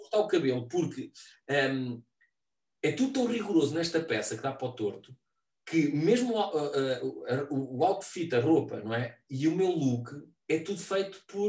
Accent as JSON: {"language": "Portuguese", "town": "Figueira de Castelo Rodrigo", "region": "Centro", "country": "Portugal", "tie": "born or raised there", "also_born_or_lived": "Guarda", "moved": "as an adult", "lives_now": "Lisbon, Portugal", "said": "eu tenho sede em Figueira de Castelo Rodrigo, que é, é a minha, a minha terra, portanto, na casa da, da, da minha mãe como morada."}